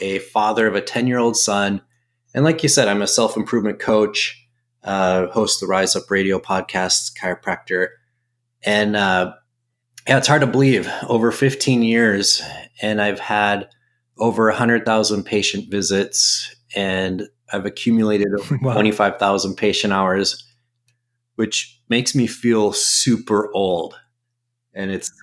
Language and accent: English; Minnesota, United States; moved away as an adult; now in Arizona, United States; I'm from Minnesota